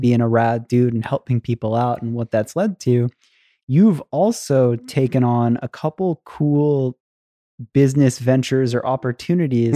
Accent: United States; as an American

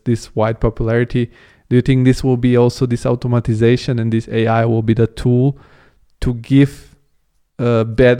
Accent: Italy; also born or lived in Bulgaria; now in Germany; I'm born in Bulgaria, which is Eastern European country. I grew up in Italy and now I'm in Germany.

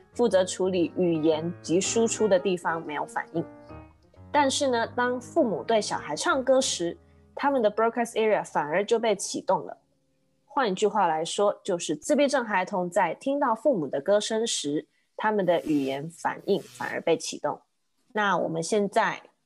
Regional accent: Kaohsiung, Taiwan; now in United States; 我是在美国的台湾高雄人

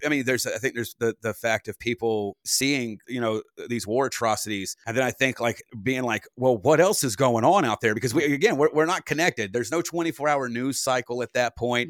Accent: United States; as an American

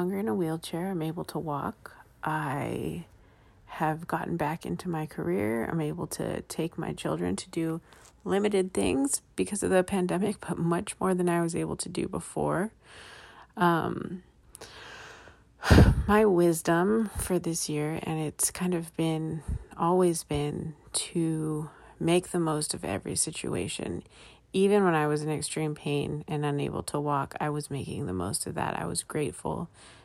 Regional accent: Los Angeles, California, United States; I'm from Los Angeles

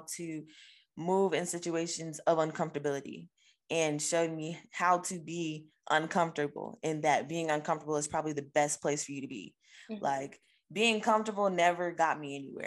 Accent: Virginia, United States; moved away as an adult; we're all just from Virginia

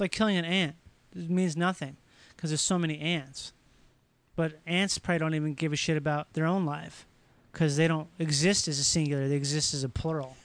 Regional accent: Rochester, Minnesota, United States; moved away; I grew up in Rochester, Minnesota

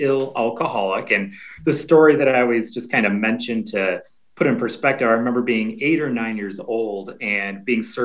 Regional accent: Rochester, New York, United States; moved away as an adult; now in Cincinnati, United States; I'm from Rochester, New York, brought me down from there to Cincinnati.

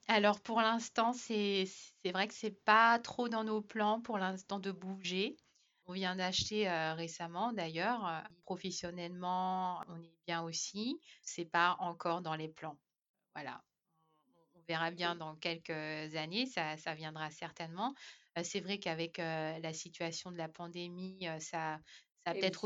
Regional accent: France; moved away as an adult; also born or lived in Ireland / Australia; en tant que Français

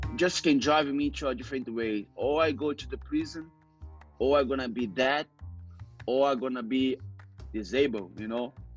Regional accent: Rio de Janeiro, Brazil; English is a second language; moved away as an adult; now in London, United Kingdom; I'm originally from Brazil, you know, Rio de Janeiro, but I'm from the favela, it's called Cantagalo

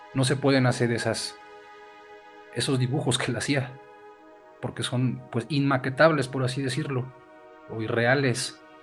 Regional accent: Perote, Veracruz, Mexico; nosotros como peroteños y como veracruzanos y como mexicanos también

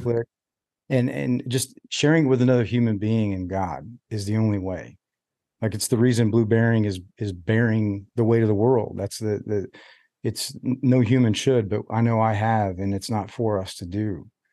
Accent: United States; I'm an American, like through and through

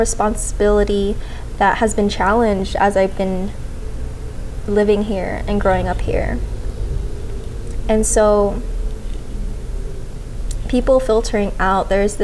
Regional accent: Las Vegas, Nevada, United States; I've grown up in Vegas. I've been here most of my life

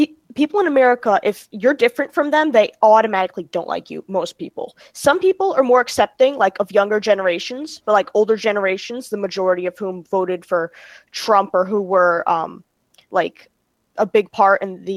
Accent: United States; I'm American

